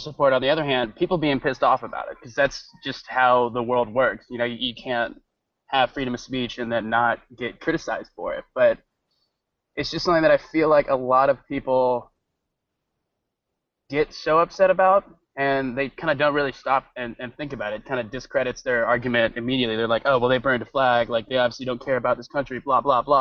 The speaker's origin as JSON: {"language": "English", "town": "Rome", "region": "Georgia", "country": "United States", "said": "I'm from Rome, Georgia. It's where I go to school"}